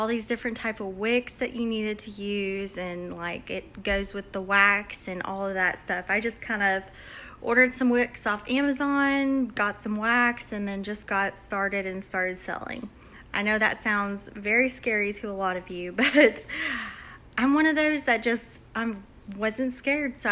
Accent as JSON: {"language": "English", "town": "San Antonio", "region": "Texas", "country": "United States", "moved": "yes", "lives_now": "Auburn, United States", "said": "I'm originally from San Antonio, Texas, but I now reside in Auburn, Alabama"}